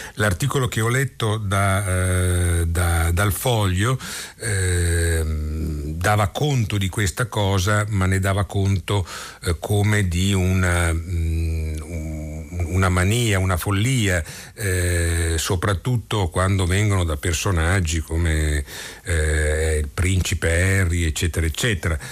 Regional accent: Italy

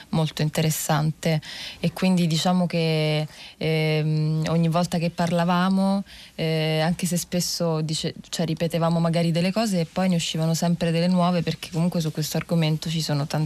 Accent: Rome, Lazio, Italy; ho 21 anni e vengo da Roma Nord

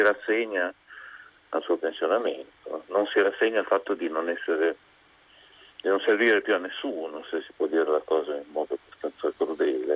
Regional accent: Parma, Emilia-Romagna, Italy; moved away as an adult; now in Bologna, Italy; sono nato a Parma e abito a Bologna ormai da vent'anni

